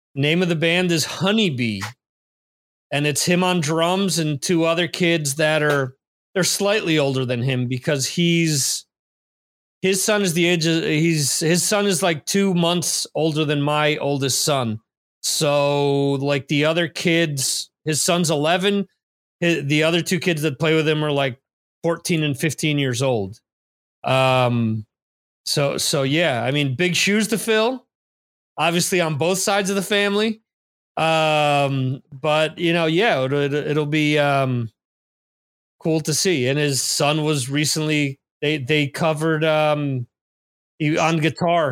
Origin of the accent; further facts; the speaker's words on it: New Jersey, United States; someone from New Jersey